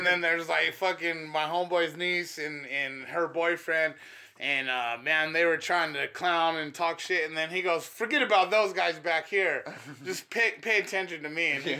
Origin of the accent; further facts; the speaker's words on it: Denver, Colorado, United States; I'm from Denver. We're in North Denver right here.